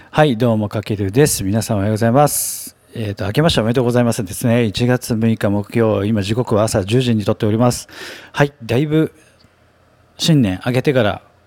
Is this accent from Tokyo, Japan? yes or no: yes; Tokyo, Japan; 東京に生まれて東京に育って、まあ、新宿区出身